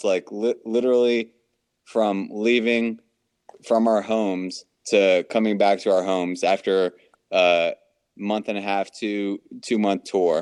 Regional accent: East Coast, United States; we're all from the East Coast

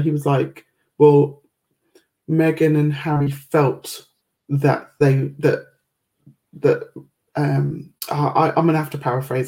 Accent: United Kingdom; I've always been quite proud to be British.

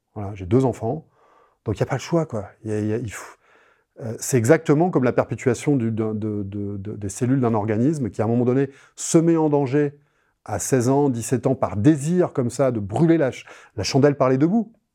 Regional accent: France; je suis français

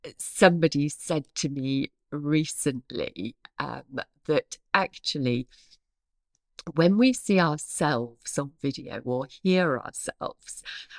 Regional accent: East of England, United Kingdom; accent: Norfolk; I sound much posher than I hear in my head. In my head, I still hear my Norfolk accent, sure.

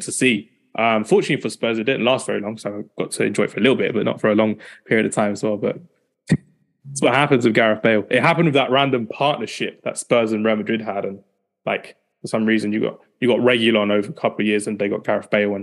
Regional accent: London, United Kingdom; I'm from North London as well

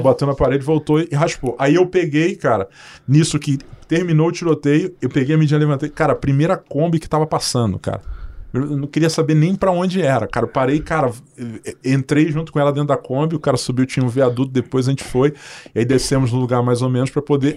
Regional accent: Cruz do Espírito Santo, Paraíba, Brazil; also born or lived in Rio de Janeiro; now in Londrina, Brazil; Eu nasci numa cidade chamada Cruz do Espírito Santo, na, na Paraíba

